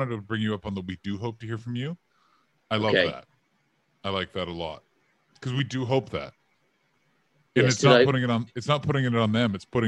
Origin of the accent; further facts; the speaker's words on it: United Kingdom; But yeah, but we are Brit.